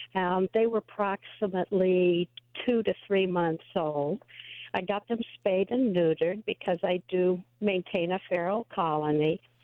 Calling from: Yuma, Arizona, United States

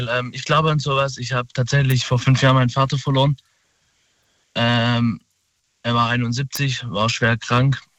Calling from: Saalach, Baden-Württemberg, Germany; Äh, aus Baden-Württemberg, Saalach.

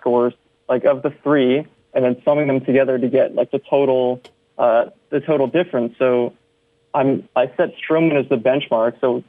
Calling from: Ottawa, Ontario, Canada; I'm writing from Ottawa, so I thought it was kind of clever.

